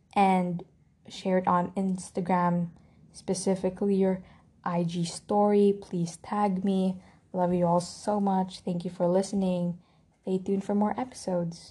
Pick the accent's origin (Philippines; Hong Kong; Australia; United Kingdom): Philippines; I'm Filipino